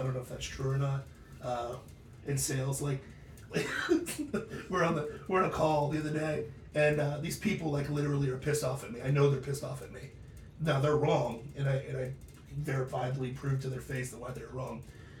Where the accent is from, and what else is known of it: Ohio, United States; born or raised there; moved away; also born or lived in Florida / Los Angeles